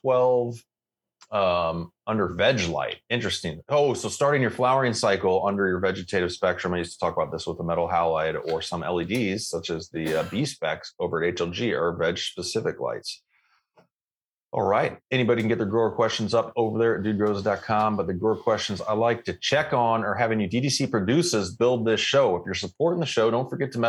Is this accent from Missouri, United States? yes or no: yes; St. Louis, Missouri, United States; moved away; I grew up in the St. Louis area for a while